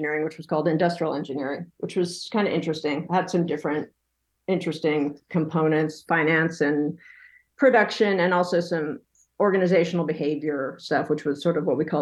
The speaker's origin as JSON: {"language": "English", "area": "Bay Area", "region": "California", "country": "United States", "tie": "born or raised there", "also_born_or_lived": "New York", "moved": "as an adult", "said": "I grew up in the Bay Area"}